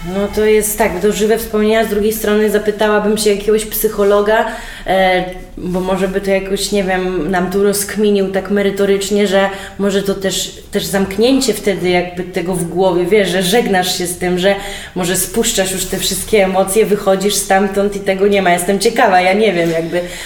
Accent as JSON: {"language": "Polish", "town": "Białystok", "region": "Podlaskie Voivodeship", "country": "Poland", "said": "ja jestem z Białego Stoku, przecież znasz i moją rodzinę białostocką"}